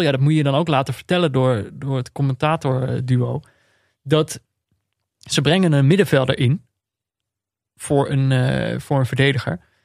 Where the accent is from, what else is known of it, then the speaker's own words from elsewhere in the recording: Netherlands; dan ben je als Nederlander